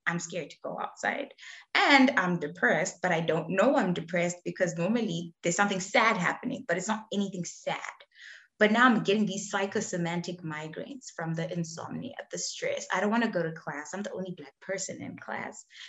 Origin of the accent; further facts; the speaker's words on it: Zimbabwe; moved away as an adult; also born or lived in South Africa / Australia; I was born and raised in Zimbabwe